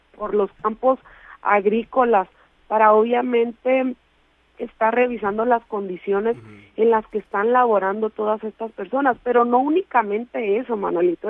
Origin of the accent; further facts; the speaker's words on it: Mexico; hacia el norte que es de donde yo soy